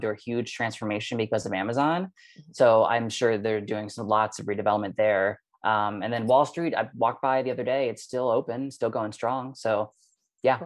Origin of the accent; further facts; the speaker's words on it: New York, United States; moved away; also born or lived in Berlin; as a New Yorker